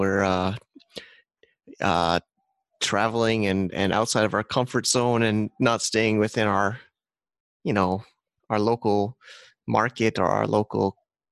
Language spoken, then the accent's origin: English; United States; now in Thailand; I'm an American guy in Thailand